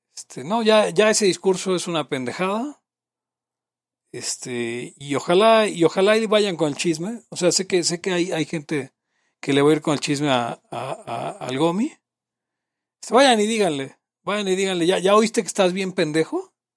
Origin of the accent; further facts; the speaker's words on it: Mexico; Soy de México